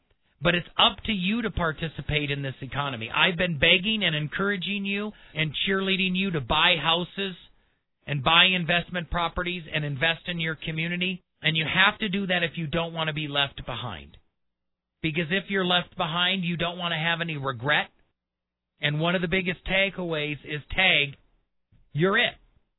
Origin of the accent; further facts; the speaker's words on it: Milwaukee, Wisconsin, United States; now in Colorado Springs, United States; I grew up in Milwaukee.